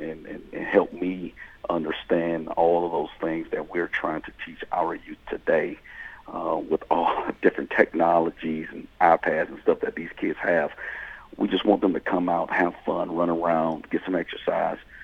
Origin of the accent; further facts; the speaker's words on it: South Georgia, United States; moved away as an adult; also born or lived in Nashville, Tennessee; I'm, I'm originally from South Georgia